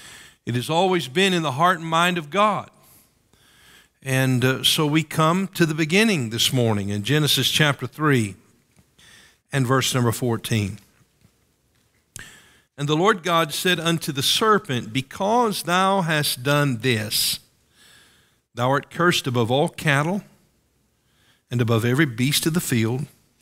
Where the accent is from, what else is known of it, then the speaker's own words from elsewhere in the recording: Knoxville, Tennessee, United States; As I mentioned earlier, I grew up in East Tennessee, in Knoxville, and many people from all over the world would come to Gatlinburg and Pigeon Forge.